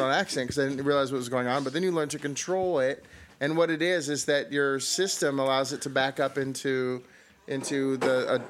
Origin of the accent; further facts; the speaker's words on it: Pacific Northwest, United States; accent: Pacific Northwest; And my accent has shifted from being from Pacific Northwest, where there really is no accent.